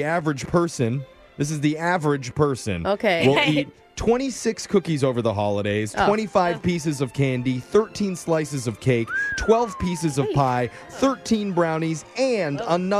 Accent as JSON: {"language": "English", "town": "Northridge", "region": "California", "country": "United States", "tie": "born or raised there", "moved": "yes", "said": "my hometown, Northridge, California."}